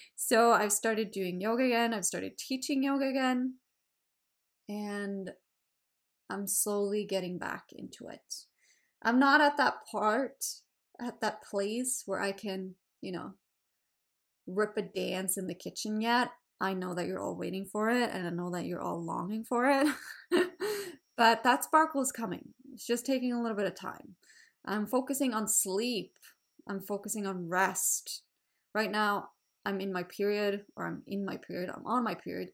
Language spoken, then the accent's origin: English; Sweden; English is a second language; also born or lived in Australia; now in Canada; I live in Canada. I'm from Sweden